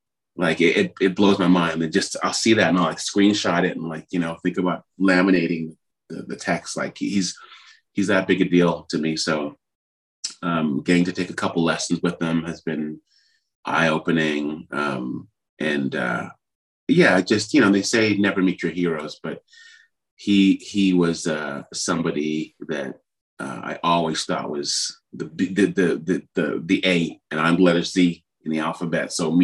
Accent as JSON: {"language": "English", "town": "Ottawa", "region": "Ontario", "country": "Canada", "said": "And I'm like, I'm just from Ottawa, blah, blah, blah."}